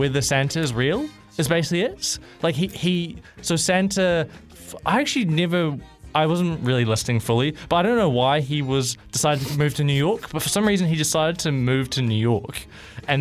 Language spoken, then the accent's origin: English; New Zealand; I'm Kiwi